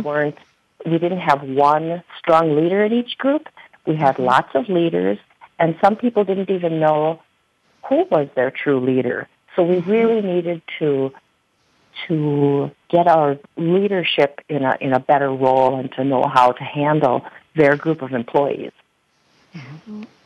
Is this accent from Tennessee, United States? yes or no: no; Kiel, Wisconsin, United States; my hometown of Kiel, Wisconsin